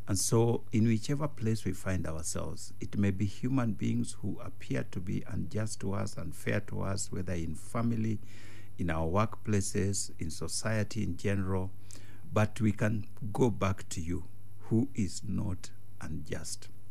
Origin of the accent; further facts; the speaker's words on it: Kenya; that's my village